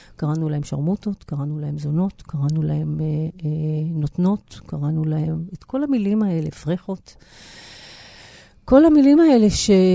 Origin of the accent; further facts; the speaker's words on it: Israel; אני נולדתי בארץ, חוויית ההגירה עברה אליי ב-DNA